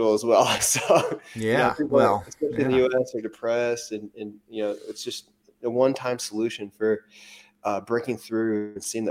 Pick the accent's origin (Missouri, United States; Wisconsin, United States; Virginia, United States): Missouri, United States; moved away; where I'm from Missouri